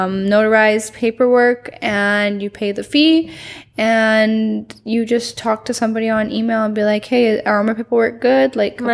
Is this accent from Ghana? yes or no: no; Canada; now in Puerto Vallarta, Mexico; I'm Canadian.